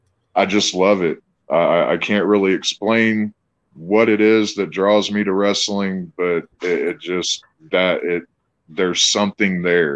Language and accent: English; Evansville, Indiana, United States; Well, I grew up in Southwest Indiana, in Evansville, Indiana.